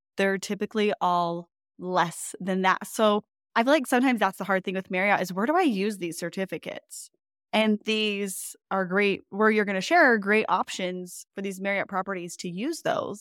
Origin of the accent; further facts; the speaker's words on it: California, United States; now in Utah, United States; a West Coast girl born and raised in California